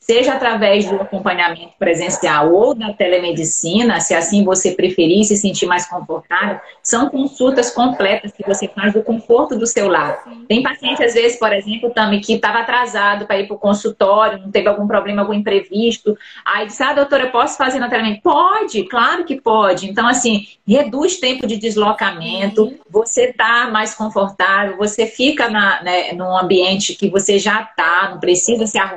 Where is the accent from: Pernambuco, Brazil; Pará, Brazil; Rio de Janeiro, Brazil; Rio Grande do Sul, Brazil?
Pará, Brazil; Belém; eram meus pacientes, paciente de primeira vez, que eu atendo, de São Paulo, atendo muitos de Belém, né, de onde eu sou